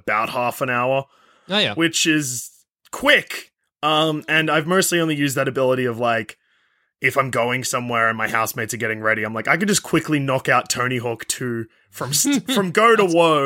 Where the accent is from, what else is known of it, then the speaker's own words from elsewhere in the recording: Australia; As an Australian